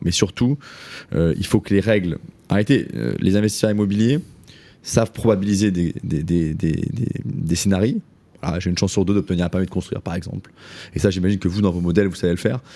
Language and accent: French; Saint-Étienne, Auvergne-Rhône-Alpes, France; je suis stéphanois d'origine